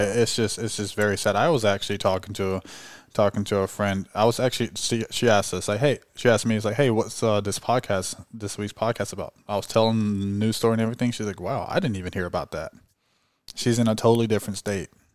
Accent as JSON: {"language": "English", "region": "California", "country": "United States", "said": "I'm from California."}